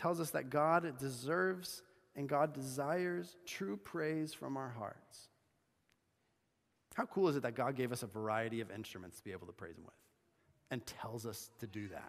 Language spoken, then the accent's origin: English; Bolivia; But I remember hearing someone playing the saw when I was growing up in Bolivia.